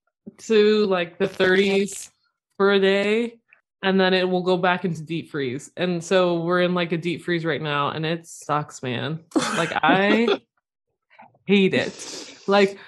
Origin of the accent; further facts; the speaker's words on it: Toronto, Ontario, Canada; moved away; also born or lived in Syracuse, New York; I grew up in Toronto area and then went to Syracuse